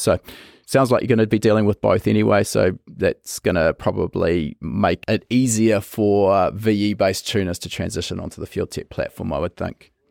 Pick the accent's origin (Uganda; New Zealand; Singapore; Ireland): New Zealand; I come from New Zealand